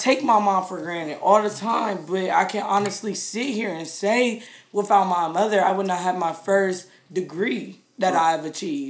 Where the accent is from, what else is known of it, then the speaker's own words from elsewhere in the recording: United States; being an American.